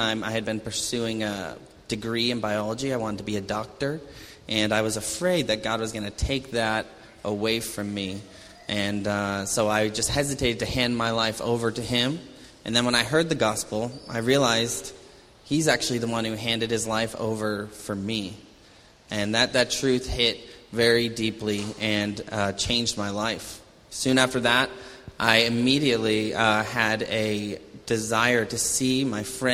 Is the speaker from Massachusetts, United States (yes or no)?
yes; Falmouth, Massachusetts, United States; also born or lived in Hyannis, Massachusetts; I'm originally from Cape Cod, born and raised there